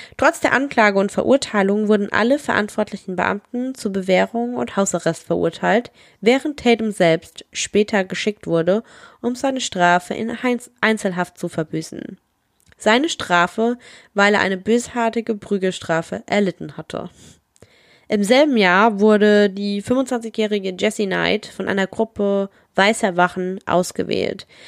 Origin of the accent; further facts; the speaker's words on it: Germany; wir sind aus Deutschland